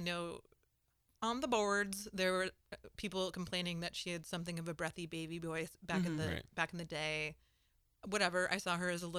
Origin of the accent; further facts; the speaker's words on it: Connecticut, United States; Guys, I'm from Connecticut.